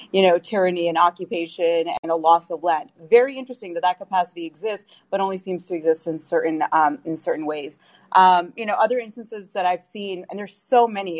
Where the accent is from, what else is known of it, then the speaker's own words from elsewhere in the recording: Canada; now in United States; I'm also Canadian